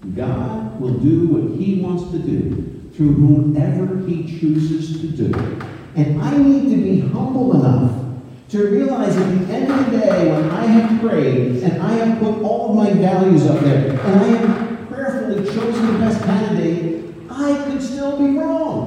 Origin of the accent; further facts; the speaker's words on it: United States; also born or lived in Northern Michigan; And don't think I'm not patriotic. I love our country.